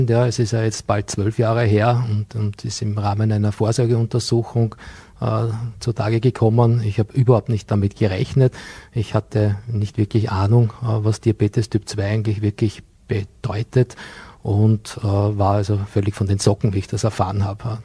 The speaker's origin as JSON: {"language": "German", "town": "Bregenz", "region": "Vorarlberg", "country": "Austria", "tie": "born or raised there", "said": "Vor vielen Jahren ging ich hier in Bregenz zur Schule, auch wenn man das an meinem Dialekt nicht mehr hören kann."}